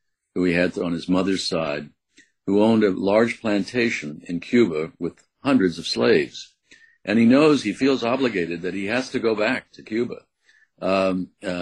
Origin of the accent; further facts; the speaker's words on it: U.S. Virgin Islands; I had a childhood growing up in St. Croix, which was an unusual childhood. But from a very early age, I was raised there